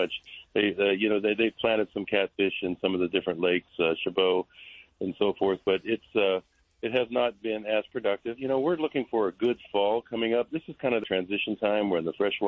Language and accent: English; the Delta, California, United States; I grew up catching catfish in the Delta